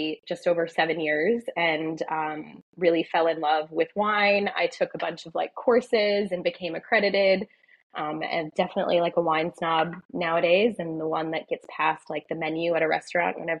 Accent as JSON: {"language": "English", "region": "Wisconsin", "country": "United States", "tie": "born or raised there", "accent": "American", "moved": "as an adult", "lives_now": "Australia", "said": "grew up in Wisconsin, went to college there."}